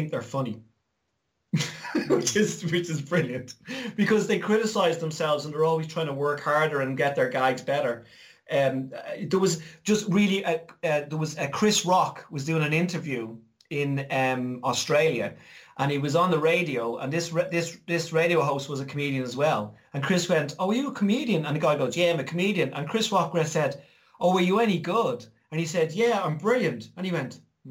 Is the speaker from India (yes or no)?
no; Ireland; me growing up in Ireland